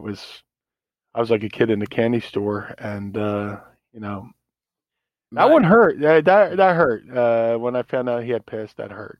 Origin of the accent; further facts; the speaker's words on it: Atlantic City, New Jersey, United States; moved away; also born or lived in Philadelphia; When I was a kid growing up in Atlantic City